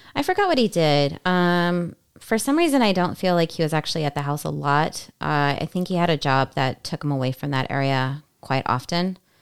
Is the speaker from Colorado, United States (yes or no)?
no; California, United States; we are from California